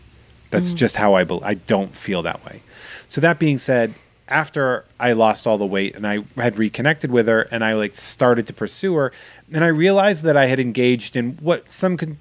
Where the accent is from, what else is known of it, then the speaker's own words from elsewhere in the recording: Massachusetts, United States; my hometown, which is a very Trumpian chunk of Massachusetts.